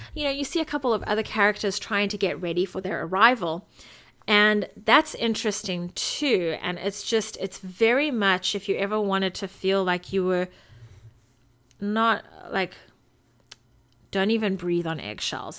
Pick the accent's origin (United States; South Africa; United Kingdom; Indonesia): South Africa; I'm South African